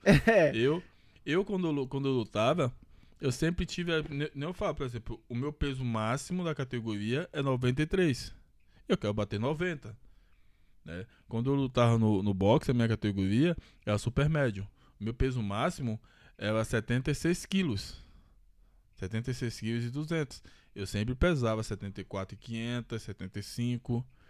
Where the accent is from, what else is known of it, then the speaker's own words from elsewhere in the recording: Bahia, Brazil; now in São Paulo, Brazil; sou baiano